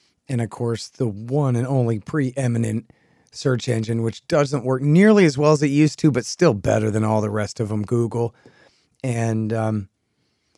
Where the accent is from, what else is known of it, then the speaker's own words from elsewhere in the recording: Texas, United States; I'm a Texan.